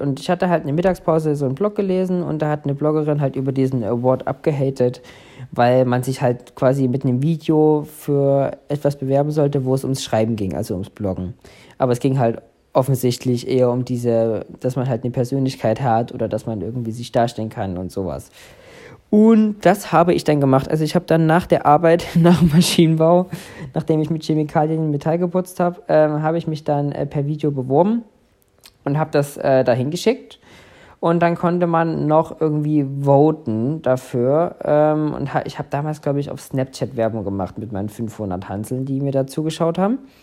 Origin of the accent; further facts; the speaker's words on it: Saxony, Germany; so bin ich dann letztendlich hier in Sachsen groß geworden